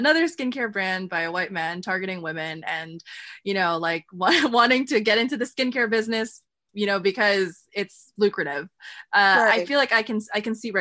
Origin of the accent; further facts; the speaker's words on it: United States; I'm Filipino American